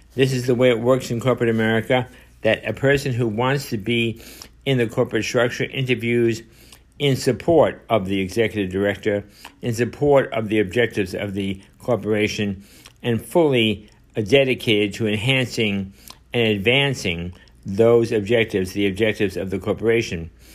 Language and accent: English; New York City, New York, United States; I was born and raised in Manhattan